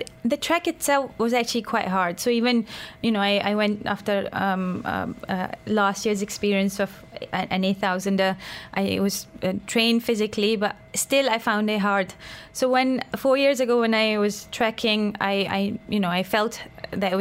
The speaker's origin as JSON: {"language": "English", "country": "Pakistan", "moved": "yes", "lives_now": "Dubai, United Arab Emirates", "said": "I'm from Pakistan"}